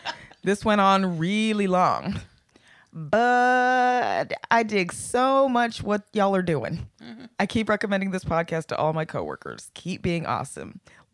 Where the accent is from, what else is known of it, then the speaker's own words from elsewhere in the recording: Harlingen, Texas, United States; also born or lived in Austin, Texas; I first worked at a Chinese buffet in my hometown. In hometown? Harlingen, Texas.